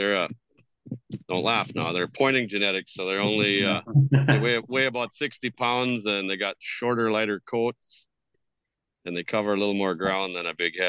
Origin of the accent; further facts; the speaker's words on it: North Dakota, United States; now in Thief River Falls, United States; I grew up in North Dakota. I live in northwestern Minnesota right now in Thief River Falls, about an hour from Grand Forks.